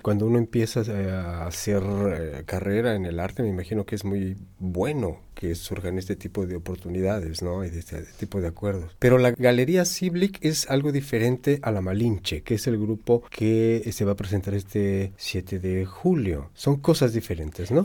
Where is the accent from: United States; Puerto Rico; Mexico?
Mexico; soy mexicano